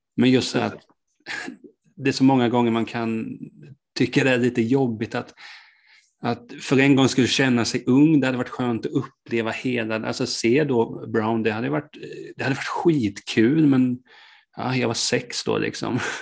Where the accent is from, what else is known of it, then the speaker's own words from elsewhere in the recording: Hultsfred, Kalmar County, Sweden; moved away; Jag kommer ju från början från Hultsfred